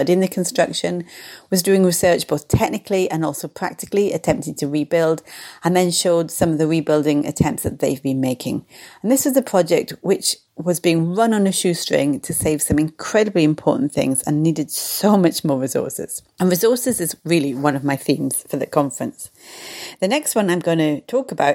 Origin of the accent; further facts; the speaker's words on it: United Kingdom; being a Brit, I say shed.